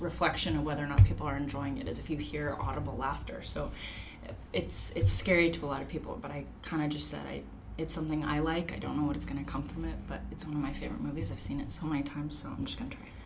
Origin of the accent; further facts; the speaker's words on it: Long Beach, California, United States; I'm from Long Beach.